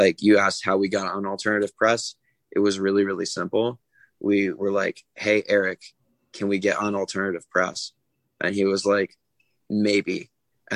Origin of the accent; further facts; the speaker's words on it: New England, United States; I'm from New England.